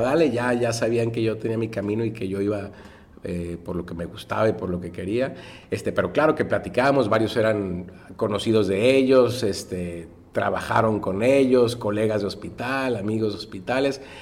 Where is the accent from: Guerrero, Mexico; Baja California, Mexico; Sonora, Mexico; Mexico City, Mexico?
Baja California, Mexico; Tijuana; yo soy orgullosamente tijuanense y orgullosamente del centro